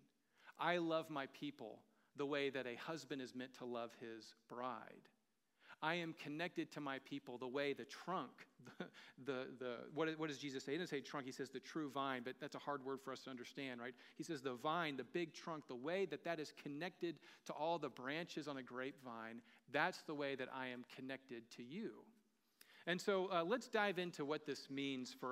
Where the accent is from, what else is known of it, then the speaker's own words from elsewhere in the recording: the American South, United States; moved away; I'm from the American South. We don't grow vineyards where I'm from. You know, we grew tobacco a lot